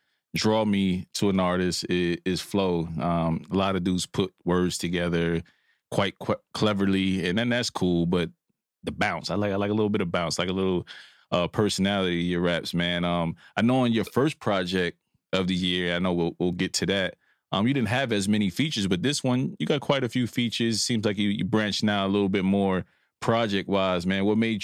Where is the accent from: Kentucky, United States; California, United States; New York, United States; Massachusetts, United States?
New York, United States; Brooklyn; I'm from Brooklyn originally, so my father's side is West Indian, British Virgin Islands